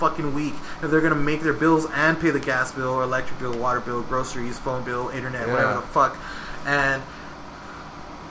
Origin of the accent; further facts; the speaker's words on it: Texas, United States; I'm a Texan